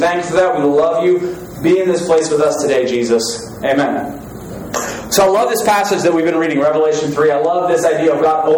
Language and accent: English; Newark, Delaware, United States; also born or lived in Texas; I'm from Newark, Delaware.